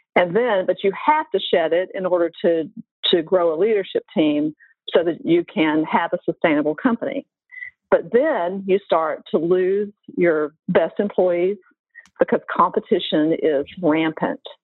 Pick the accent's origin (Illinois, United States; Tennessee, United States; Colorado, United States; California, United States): Tennessee, United States; Nashville; Nashville, my hometown